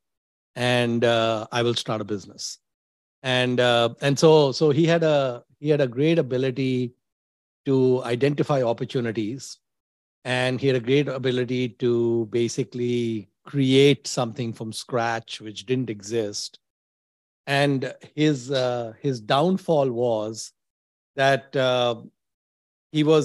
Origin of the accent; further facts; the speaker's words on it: Mumbai, Maharashtra, India; moved away as an adult; also born or lived in Delhi, India / Dubai, United Arab Emirates; now in United States; I was born in Bandra in Mumbai, Amchi, Mumbai